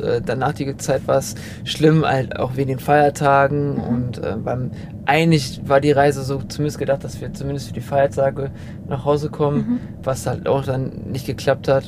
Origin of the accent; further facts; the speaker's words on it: Germany; als Deutscher